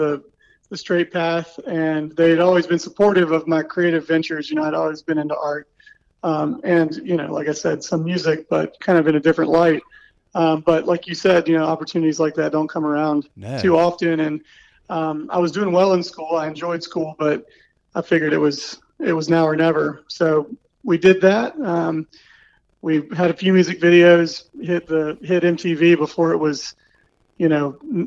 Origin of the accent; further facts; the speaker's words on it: Raleigh, North Carolina, United States; also born or lived in Greensboro / Los Angeles; I grew up here in Raleigh